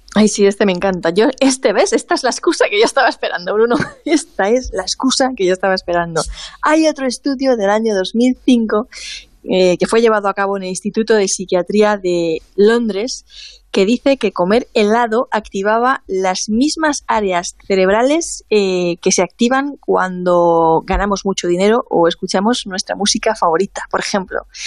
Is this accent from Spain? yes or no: yes; Alicante, Valencian Community, Spain; por lo menos en mi pueblo la heladería en invierno está cerrada. En invierno te venden turrones y poco más aquí en Alicante